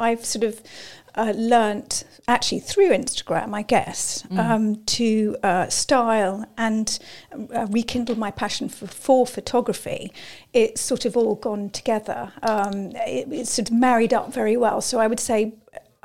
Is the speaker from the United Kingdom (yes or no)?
yes; Hertfordshire, East of England, United Kingdom; we grew up in Hertfordshire